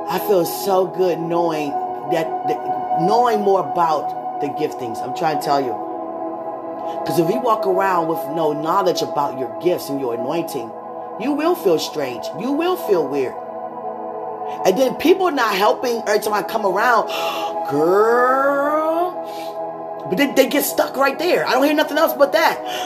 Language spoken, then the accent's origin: English; United States; I'm American